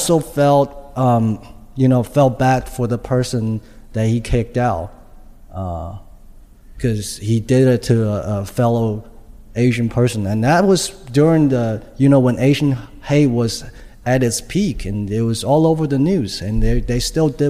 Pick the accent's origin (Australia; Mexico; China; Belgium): China; English is a second language; moved away as an adult; now in United States; I am an immigrant from China. I came here to do, you know, to go to college, to get a job